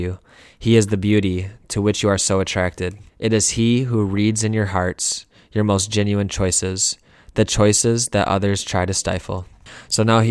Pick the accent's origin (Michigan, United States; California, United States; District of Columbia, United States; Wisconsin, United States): Michigan, United States; Lansing; moved away as an adult; also born or lived in Grand Rapids, Michigan; now in Detroit, United States; I'm originally from Lansing.